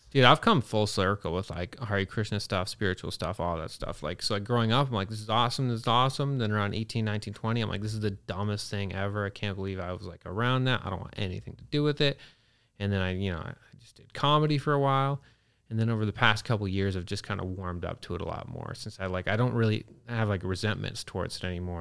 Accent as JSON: {"language": "English", "country": "Canada", "tie": "born or raised there", "also_born_or_lived": "Pennsylvania, United States", "said": "I grew up in Canada. I was born in Pennsylvania on an Amish farm"}